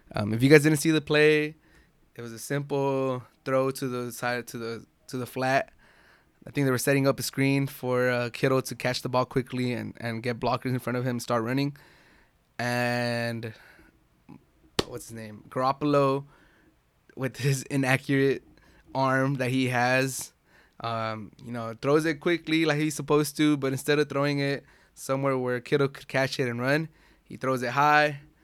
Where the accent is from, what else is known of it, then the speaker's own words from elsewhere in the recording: San Diego, California, United States; I grew up in San Diego